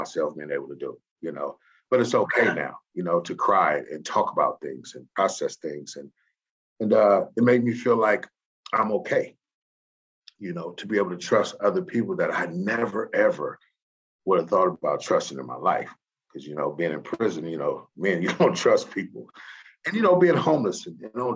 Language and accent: English; San Francisco, California, United States; also born or lived in Louisiana; I come from Hunters Point in San Francisco